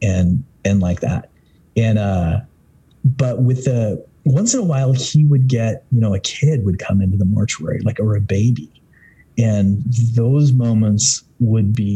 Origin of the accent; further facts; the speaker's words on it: Southern Idaho, United States; I grew up in Southern Idaho, which is predominantly Mormon.